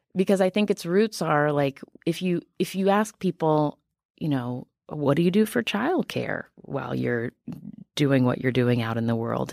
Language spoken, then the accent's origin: English; West Virginia, United States; moved away; I am from West Virginia